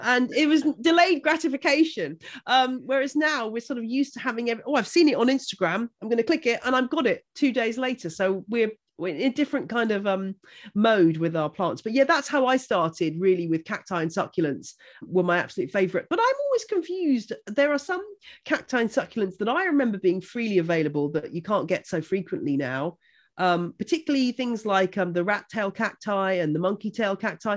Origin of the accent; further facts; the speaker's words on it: Buckinghamshire, South East England, United Kingdom; I grew up in Buckinghamshire